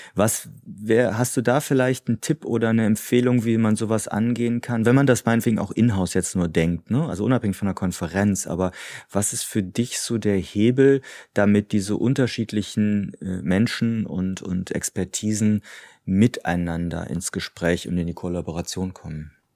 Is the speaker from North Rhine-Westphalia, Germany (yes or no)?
yes; Cologne, North Rhine-Westphalia, Germany; als Kölner